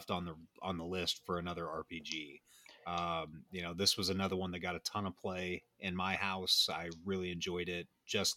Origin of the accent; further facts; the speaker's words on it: United States; American soccer fans